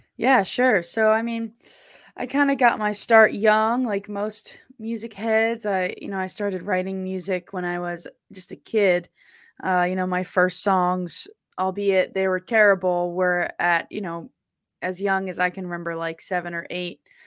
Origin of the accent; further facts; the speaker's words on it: New Jersey, United States; I'm from South Jersey